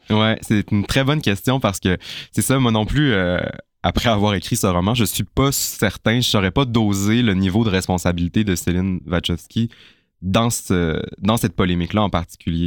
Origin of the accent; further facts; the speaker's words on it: Chicoutimi, Quebec, Canada; now in Montreal, Canada; j'ai grandi à Chicoutimi